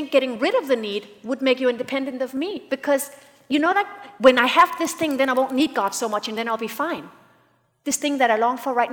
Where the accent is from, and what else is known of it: United States